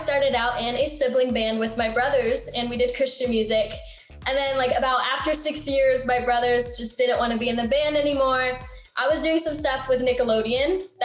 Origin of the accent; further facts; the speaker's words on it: Michigan, United States; now in Los Angeles, United States; I grew up in Michigan